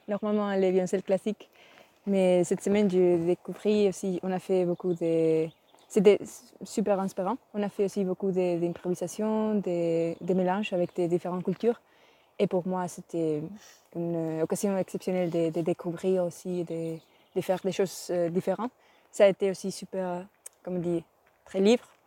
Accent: Spain; French is a second language; Je viens d'Espagne et j'ai 20 ans.

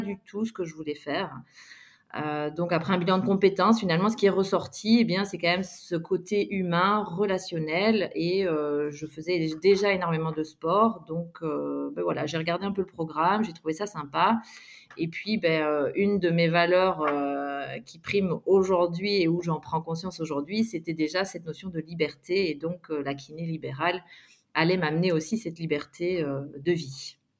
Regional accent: Belgium; moved away as an adult; also born or lived in Montpellier / Réunion / Guadeloupe / Australia; je suis originaire de Belgique et donc, j'ai grandi euh, en Belgique jusqu'à l'âge euh, ben voilà, de 22 ans.

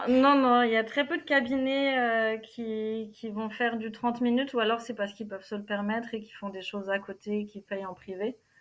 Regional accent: Normandy, France; born or raised there; moved away as an adult; also born or lived in Germany / Cologne, Germany

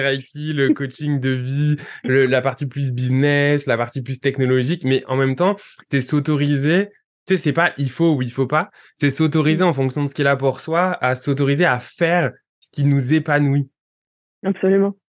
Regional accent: France; moved away; tous les deux, on vient de France

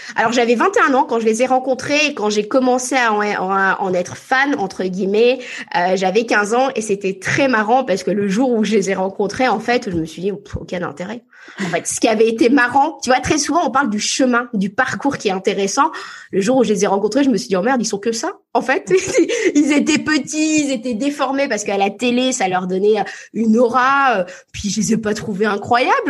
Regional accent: France; also born or lived in Paris / Cotentin, Normandy; j'ai grandi entre Paris et la Normandie

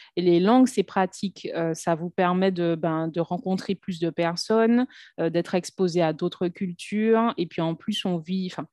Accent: Martinique; moved away as an adult; also born or lived in Lille / Paris / Brazil; now in Saint Lucia; je suis née, j'ai grandi en Martinique

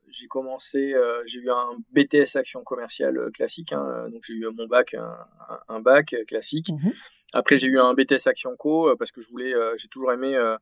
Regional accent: Arcachon Basin, Nouvelle-Aquitaine, France; Je suis originaire du sud-ouest de la France, euh, du bassin Arcachon

